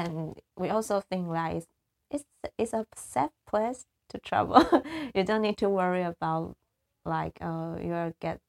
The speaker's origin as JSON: {"language": "English", "country": "Taiwan", "lives_now": "Taipei, Taiwan", "said": "I'm from Taiwan and I live in the capital, Taipei. And I'm now 28 years old and going to 29."}